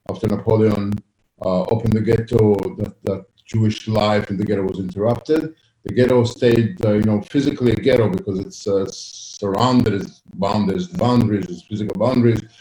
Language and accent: English; Italy; I grew up in Italy